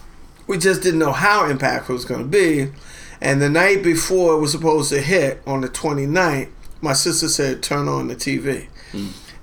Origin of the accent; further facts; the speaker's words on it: New Orleans, Louisiana, United States; moved away as an adult; now in Portland, United States; My mother was born in New Orleans. I'm born and bred in New Orleans. I've got a son and daughter that live in New Orleans.